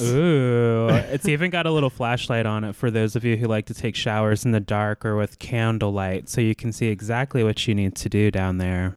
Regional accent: United States; being American

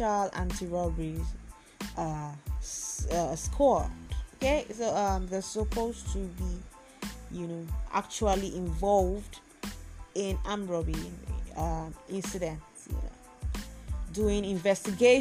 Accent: Lagos, Nigeria; I'm a Nigerian, I'm a Lagosian

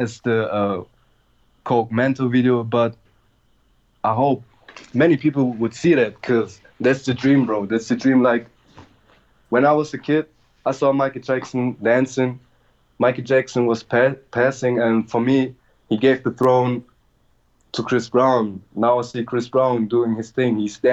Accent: Germany; I'm from Germany. I'm from a little town

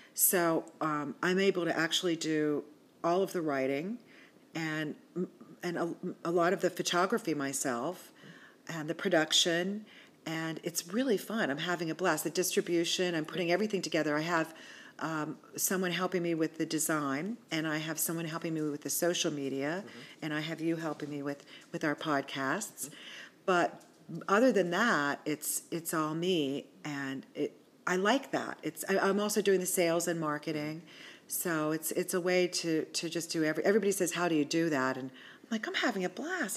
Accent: Washington, Pennsylvania, United States; also born or lived in California / Pittsburgh; I was raised in Washington, PA

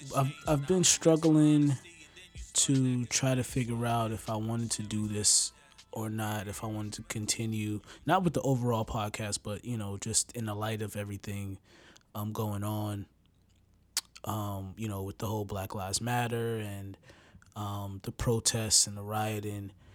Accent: United States; I'm from America

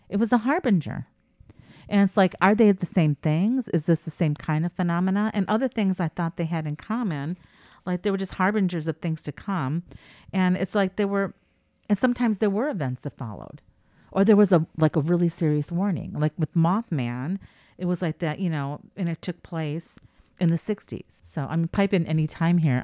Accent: United States; I'm such an American

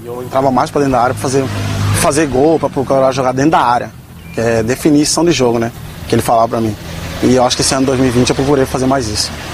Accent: Cristo Rei neighbourhood, Mato Grosso, Brazil; moved away as an adult; É onde eu nasci, é onde eu fui criado, onde eu, todos os meus amigos se encontram aqui ainda

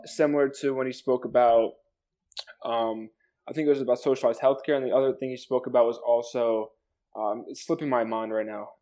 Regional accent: New Jersey, United States; I'm 18 years old. Uh, I'm from New Jersey.

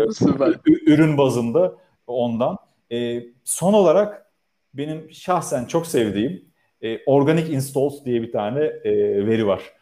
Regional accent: İzmir, Turkey; Karşıyaka doğumluyum. Hayatımın çok büyük kısmını orada geçirdim

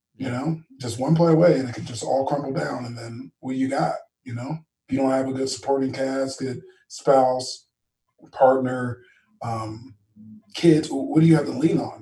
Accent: Tustin, California, United States; I was born and raised in Tustin

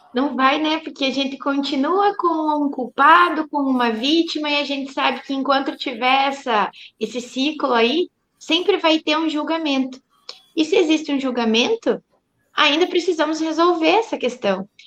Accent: Pato Branco, Paraná, Brazil; Eu sou de Pato Branco

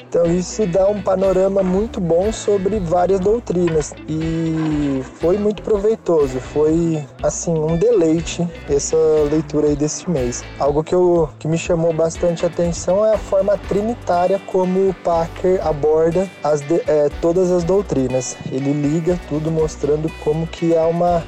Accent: Sumaré, São Paulo, Brazil; sou de Sumaré, São Paulo

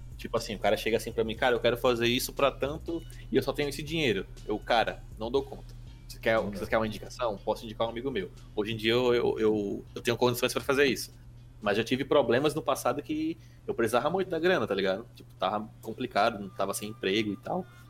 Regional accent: Manaus, Amazonas, Brazil; now in Natal, Brazil; Eu até estranho quando eu cheguei em Natal, eu sou de Manaus

